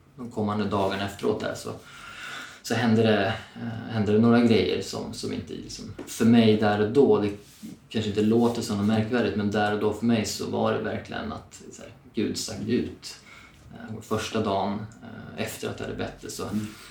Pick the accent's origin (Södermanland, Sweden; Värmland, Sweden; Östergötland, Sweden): Södermanland, Sweden; Eskilstuna; moved away as an adult; now in Stockholm, Sweden; Jag är född och uppvuxen i Eskilstuna